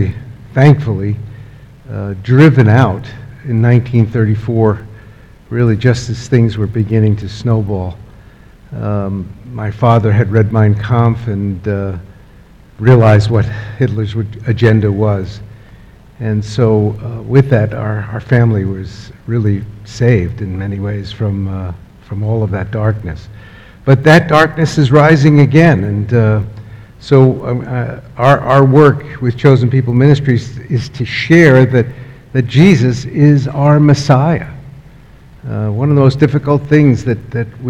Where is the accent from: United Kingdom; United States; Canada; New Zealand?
United States; New York; moved away; I grew up in New York